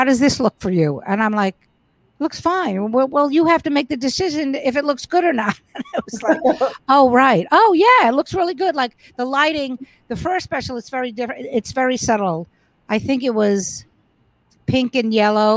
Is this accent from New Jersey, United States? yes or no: no; New York City, New York, United States; I grew up in Brooklyn